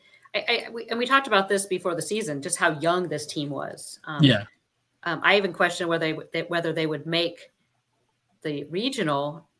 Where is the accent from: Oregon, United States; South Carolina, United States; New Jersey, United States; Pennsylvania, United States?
Oregon, United States; I grew up surfing in Oregon